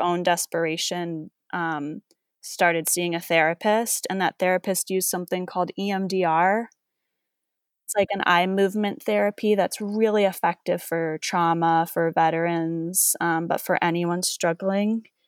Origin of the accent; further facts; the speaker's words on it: East Coast, United States; moved away as an adult; also born or lived in New York / Los Angeles; I was from the East Coast. I went to school in New York